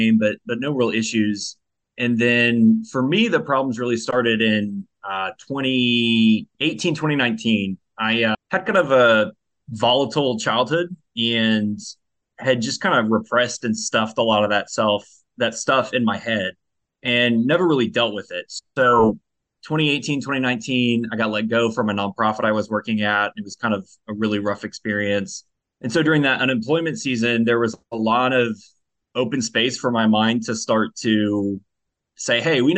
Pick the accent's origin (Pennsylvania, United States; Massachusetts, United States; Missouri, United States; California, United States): California, United States; now in Richmond, United States; So I'm originally from California. That's where I was born and raised. I live in Richmond, Virginia now.